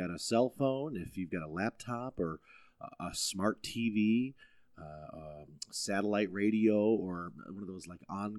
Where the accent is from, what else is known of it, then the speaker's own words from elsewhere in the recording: United States; I'm an American, damn it. I called them.